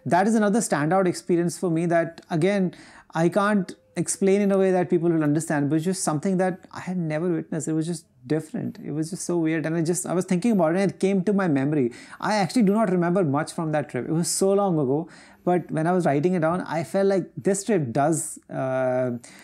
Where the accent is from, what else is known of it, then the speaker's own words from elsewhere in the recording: India; We're Indian people